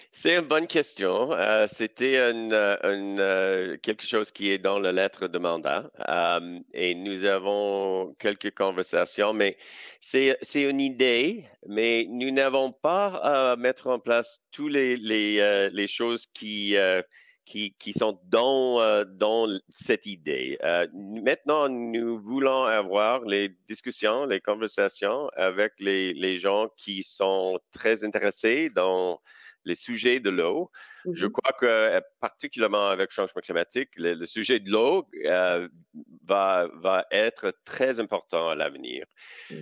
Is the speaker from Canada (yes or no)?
yes; Saskatchewan, Canada; French is a second language; j'ai grandi en Saskatchewan